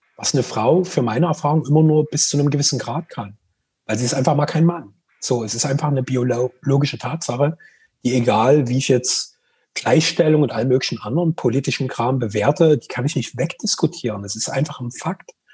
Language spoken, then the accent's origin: German; Greater Dresden area, Saxony, Germany; Wir kommen ja beide aus dem Großraum Dresden